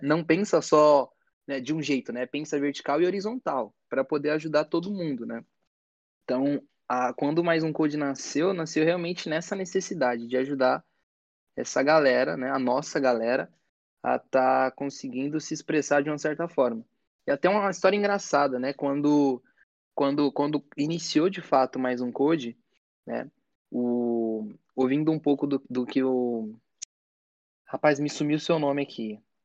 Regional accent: São Paulo, Brazil; eu fui criado aqui em São Paulo, numa periferia

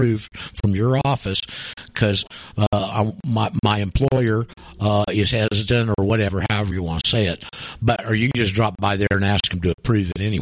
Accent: Florida, United States; moved away; I'm from Florida

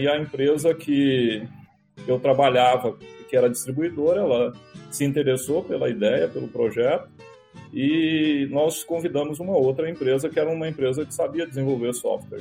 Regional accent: Firminópolis, Goiás, Brazil; also born or lived in São Luís de Montes Belos / Goiânia; Eu sou goiano do interior de Goiás, é uma cidade chamada Firminópolis, né? Nasci numa família humilde

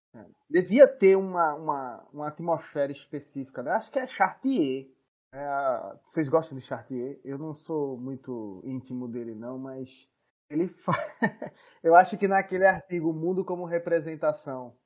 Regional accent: Northeast Region, Brazil; da nossa região

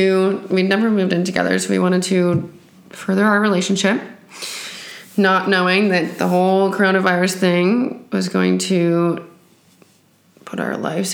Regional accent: New Tecumseth, Ontario, Canada; moved away as an adult; now in Barcelona, Spain; I'm from New Tecumseh, Canada, and I am reporting to you from Spain, Barcelona.

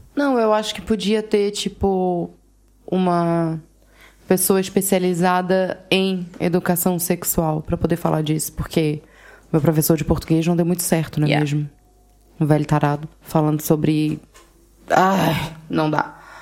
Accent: Brazil; Eu sou brasileira

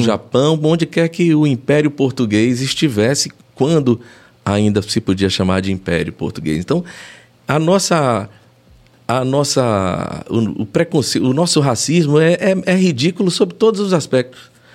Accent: Brazil; nós somos brasileiros

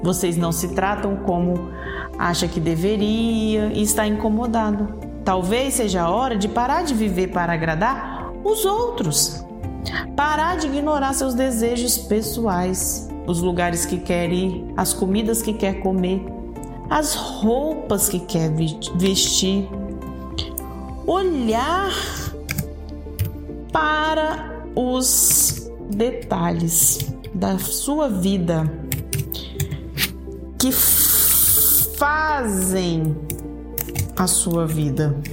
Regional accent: Brazil; Mas sabe que a maior lição de todas é que eu, como brasileira, amo a cultura que vivo, que nasci, que sou criada, o calor humano, a comida temperada com alho e muito sabor. Amo os lugares do Brasil.

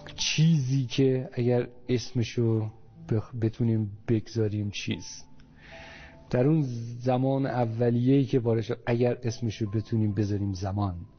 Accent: northern Iran, Iran; تو منطقه شمال من اونجا به دنیا اومدم

